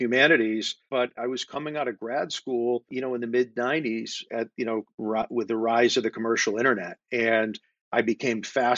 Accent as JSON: {"language": "English", "town": "Springfield", "region": "Massachusetts", "country": "United States", "tie": "born or raised there", "also_born_or_lived": "Wilbraham, Massachusetts", "said": "I was born in Springfield, Massachusetts, mm-hmm. in Western Mass, and grew up there. And then Wilbraham, which is a small New England town, which borders Springfield."}